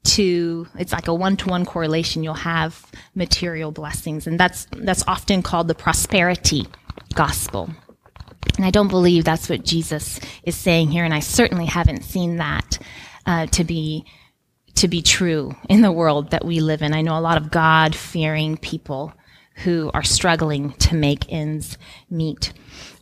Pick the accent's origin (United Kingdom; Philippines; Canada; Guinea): Guinea; moved away; I grew up in Guinea, West Africa, in extreme poverty